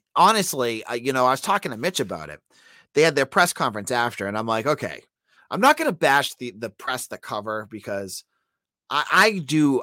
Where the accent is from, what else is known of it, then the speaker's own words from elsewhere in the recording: Boston, Massachusetts, United States; accent: Boston; I am from the Boston area